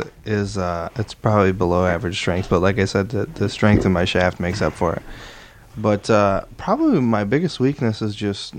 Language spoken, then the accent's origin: English; Muskegon, Michigan, United States; Yeah, no, I'm from Muskegon, so, like, yeah.